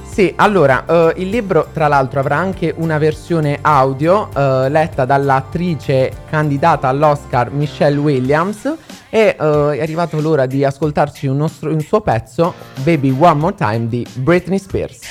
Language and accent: Italian; Southern Italy, Italy; io sono del sud